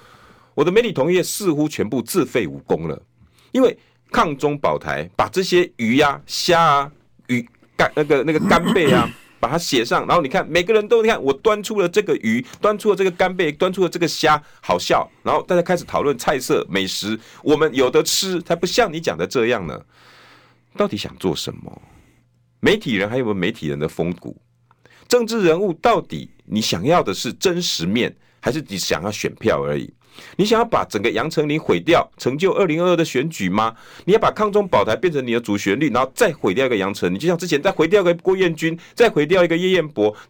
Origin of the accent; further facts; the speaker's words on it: Taiwan; 因为我们台湾人自信满满。